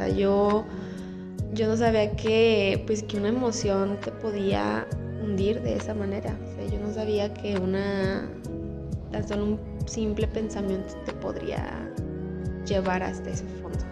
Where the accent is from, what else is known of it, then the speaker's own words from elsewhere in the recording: Aguascalientes, Mexico; soy de aquí de Aguascalientes